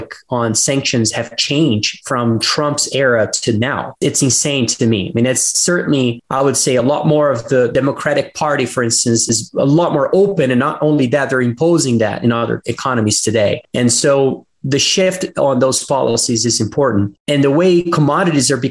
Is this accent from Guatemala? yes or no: no; Brazil; I'm from Brazil